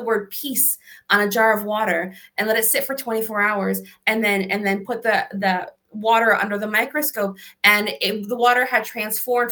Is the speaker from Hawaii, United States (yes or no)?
no; Connecticut, United States; I'm from Connecticut